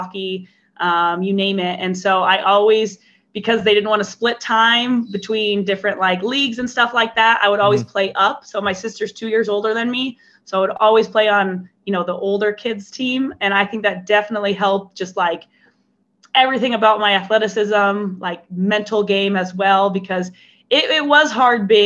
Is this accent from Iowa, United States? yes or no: yes; Iowa, United States; I grew up born and raised in Iowa